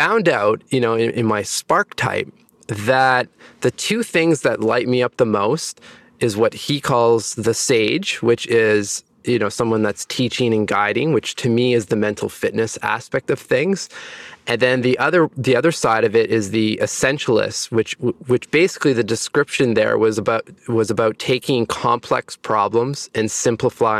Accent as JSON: {"language": "English", "region": "Ontario", "country": "Canada", "tie": "born or raised there", "also_born_or_lived": "Montreal", "lives_now": "Toronto, Canada", "said": "I am from Ontario, Canada. I was born in a small town in the northern part of the province"}